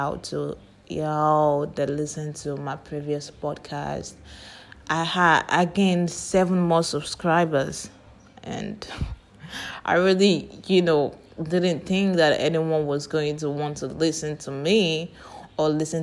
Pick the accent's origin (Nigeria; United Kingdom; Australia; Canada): Nigeria; I grew up in Nigeria.